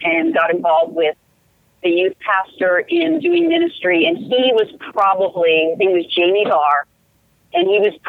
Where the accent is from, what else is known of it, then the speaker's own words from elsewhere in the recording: Los Angeles, California, United States; I loved growing up in Los Angeles